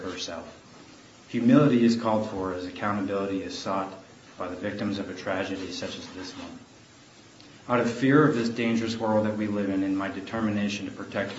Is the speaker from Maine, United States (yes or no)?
yes; Lewiston, Maine, United States; my hometown of Lewiston, Maine